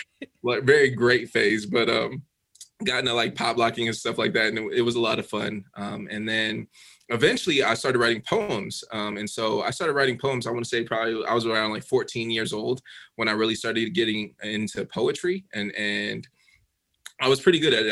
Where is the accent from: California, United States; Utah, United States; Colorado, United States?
Colorado, United States; Denver; moved away as an adult; now in Dallas, United States; I grew up in Denver. Um, I grew up in like Southeast Denver